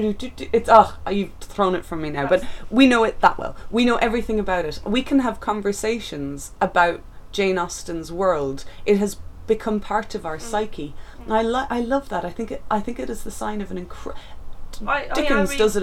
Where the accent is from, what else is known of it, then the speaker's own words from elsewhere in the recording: Ireland; my hometown